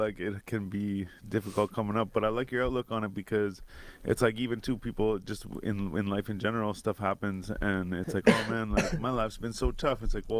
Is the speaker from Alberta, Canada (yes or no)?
no; Renfrew, Ontario, Canada; even where we're from, like, it's Renfrew in the Valley.